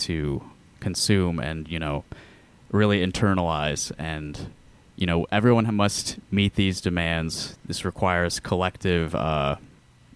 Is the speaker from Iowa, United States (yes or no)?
yes; Sioux City, Iowa, United States; I was born in Sioux City